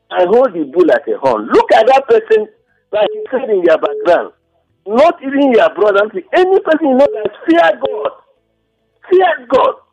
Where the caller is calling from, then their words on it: Genta, Plateau, Nigeria; I'm calling from Genta.